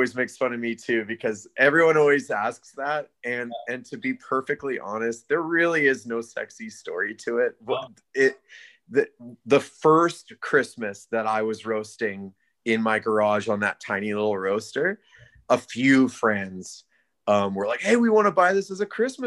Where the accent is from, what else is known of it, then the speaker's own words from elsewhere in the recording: Alberta, Canada; now in Abbotsford, Canada; I'm from Alberta